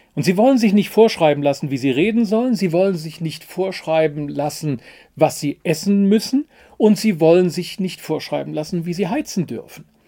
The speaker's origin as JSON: {"language": "German", "region": "West Germany", "country": "Germany", "tie": "born or raised there", "said": "Ich bin 1967 als Wessi geboren und als Wessi aufgewachsen"}